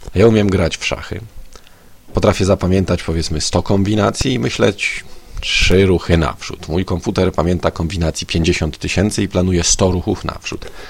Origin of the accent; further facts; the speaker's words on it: Konstancin-Jeziorna, Masovian Voivodeship, Poland; moved away as an adult; also born or lived in Warsaw; siedzenia w rodzinnym Konstancinie